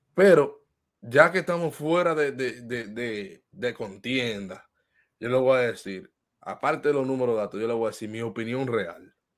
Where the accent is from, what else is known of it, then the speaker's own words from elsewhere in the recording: Dominican Republic; nos concierne como dominicanos